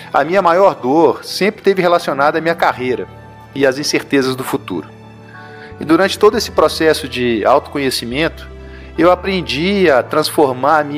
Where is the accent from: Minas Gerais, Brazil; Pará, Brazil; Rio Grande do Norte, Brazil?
Minas Gerais, Brazil; Eu sou mineiro, como vocês já devem ter percebido aí pelo meu sotaque.